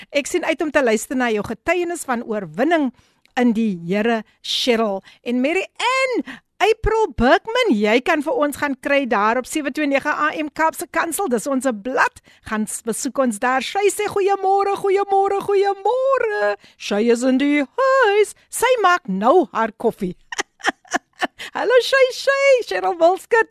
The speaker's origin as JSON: {"language": "Afrikaans", "town": "Somerset West", "region": "Western Cape", "country": "South Africa", "tie": "born or raised there", "said": "ek is mos gebore in Somerset West"}